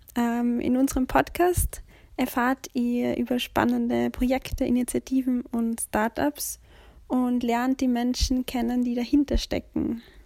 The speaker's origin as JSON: {"language": "German", "region": "Upper Austria", "country": "Austria", "moved": "as an adult", "lives_now": "Vienna, Austria", "said": "Ich bin ursprünglich aus Oberösterreich und vor circa sechs Jahren für das UBM-Studium nach Wien gekommen"}